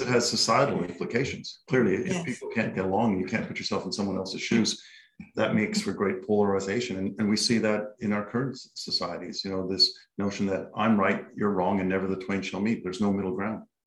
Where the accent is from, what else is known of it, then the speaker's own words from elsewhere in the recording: Canada; now in Australia; I'm from Canada originally. I've been in Australia since 1995